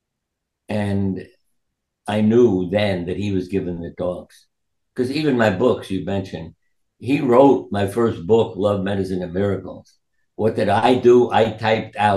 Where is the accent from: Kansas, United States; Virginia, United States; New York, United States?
New York, United States; New York City; I was born in New York